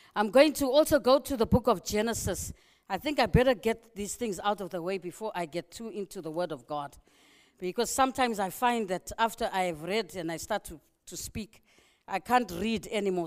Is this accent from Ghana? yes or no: no; Zimbabwe; moved away; I love my country, you know. I'm from Zimbabwe